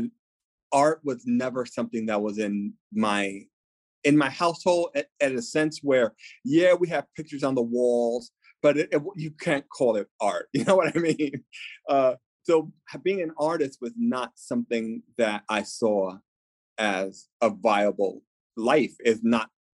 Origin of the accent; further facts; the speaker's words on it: New York, United States; being Latino, being a New Yorker